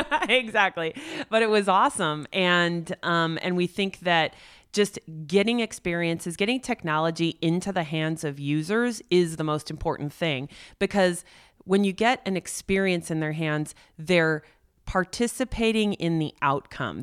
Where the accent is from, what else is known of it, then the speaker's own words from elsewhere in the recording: Silicon Valley, California, United States; I grew up as an only child looking at my mom going to work every day in Silicon Valley